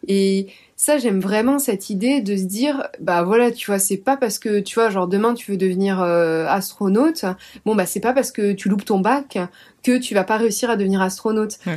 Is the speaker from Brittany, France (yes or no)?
yes; Brittany, France; je suis bretonne